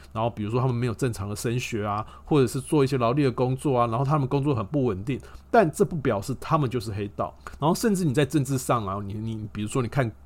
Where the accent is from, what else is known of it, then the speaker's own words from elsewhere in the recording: Taiwan; 身为台湾人哦，你每天都在看所谓的烂新闻